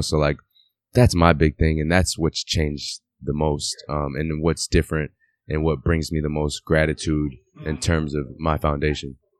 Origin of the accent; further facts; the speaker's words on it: Waterbury, Connecticut, United States; moved away as an adult; also born or lived in Europe / Italy / France; I'm from Waterbury. I'm from the same place where you're at. Like, I grew up in the same gym where you're playing at the same age